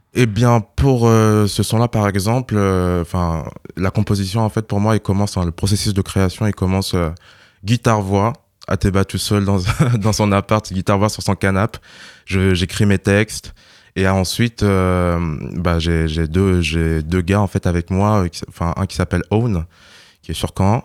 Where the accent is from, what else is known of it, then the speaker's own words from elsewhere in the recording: Burkina Faso; moved away; je viens du Burkina Faso